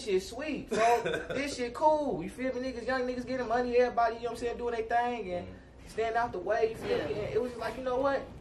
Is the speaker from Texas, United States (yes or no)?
no; Chicago, Illinois, United States; also born or lived in Jamaica (ancestry); now in Tulsa, United States; I'm from Chicago